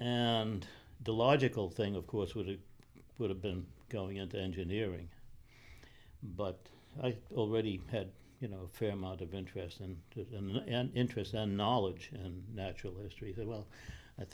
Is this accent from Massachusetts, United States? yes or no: no; New York City, New York, United States; moved away; Raised in New York City